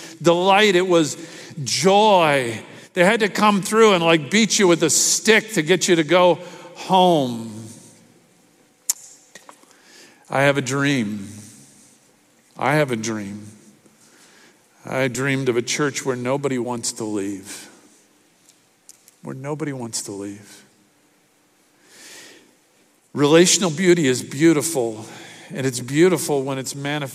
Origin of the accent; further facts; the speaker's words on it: Miami, Florida, United States; growing up in church, I can remember in the church I grew up in Miami